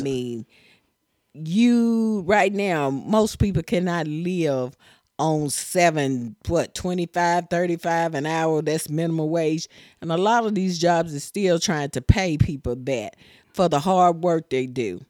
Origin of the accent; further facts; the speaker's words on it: Tennessee, United States; I'm from Tennessee